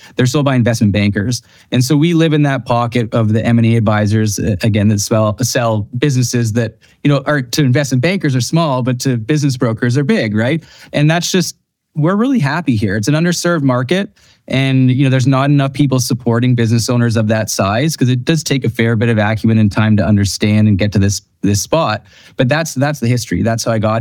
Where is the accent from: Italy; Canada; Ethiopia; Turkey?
Canada; outside of Toronto, Ontario; now in Revelstoke, Canada; I grew up outside of Toronto